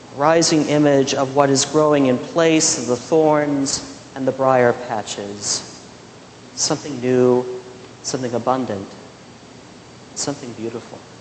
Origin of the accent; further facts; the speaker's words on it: Midwest, United States; In those years growing up in the Midwest, we lost crops